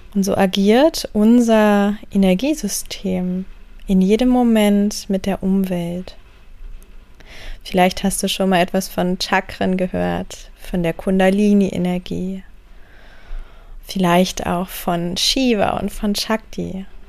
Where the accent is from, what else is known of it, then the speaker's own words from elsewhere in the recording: Wendland, Lower Saxony, Germany; Ich bin geboren im Wendland